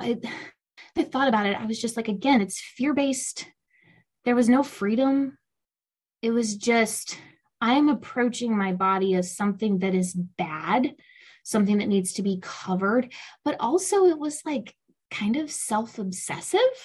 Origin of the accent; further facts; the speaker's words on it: South Louisiana, United States; I grew up in South Louisiana, which is largely Catholic